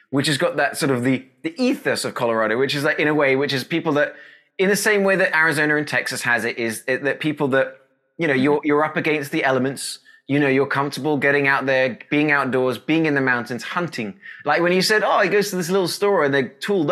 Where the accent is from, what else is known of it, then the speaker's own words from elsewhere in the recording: United Kingdom; moved away; as the Brit